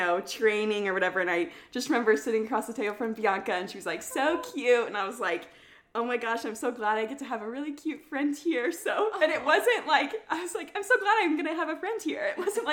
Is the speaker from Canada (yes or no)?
no; Kansas City, United States; I grew up in Kansas City